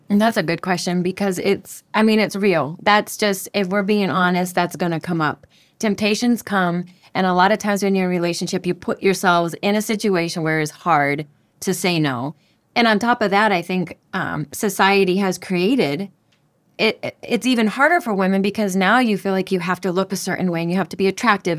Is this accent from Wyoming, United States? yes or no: no; Denver, Colorado, United States; moved away as an adult; now in Panama; I'm from Denver, Colorado